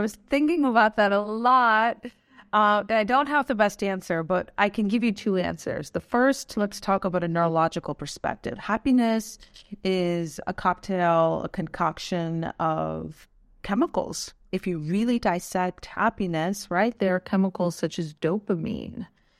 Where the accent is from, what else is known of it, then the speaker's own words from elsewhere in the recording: Pakistan; born there; Well, my heritage is Afghani, but I was born in Pakistan, and I witnessed, you know, as you can imagine, some trauma growing up.